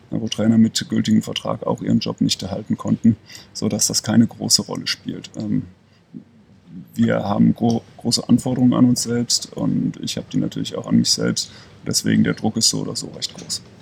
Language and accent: German; Leverkusen, North Rhine-Westphalia, Germany; now in Ulm, Germany; Ich bin gebürtiger Leverkusener, das wird auch immer meine Heimat bleiben.